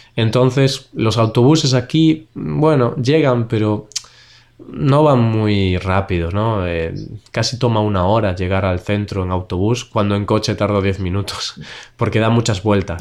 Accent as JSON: {"language": "Spanish", "country": "Spain", "said": "como nosotros somos españoles"}